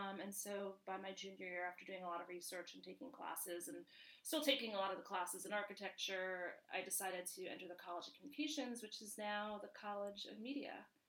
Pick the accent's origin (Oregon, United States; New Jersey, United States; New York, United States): New York, United States; accent: New York; moved away as an adult; now in Illinois, United States; I was born and raised in New York and ventured to the Midwest to go to school at U of I.